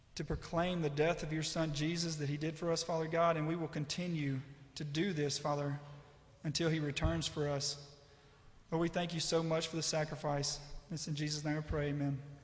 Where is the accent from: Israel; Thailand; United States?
United States; West Monroe, Louisiana; I'm from West Monroe, Louisiana